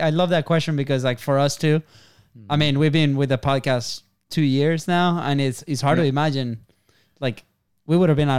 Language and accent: English; Venezuela; moved away; we were the two Venezuelans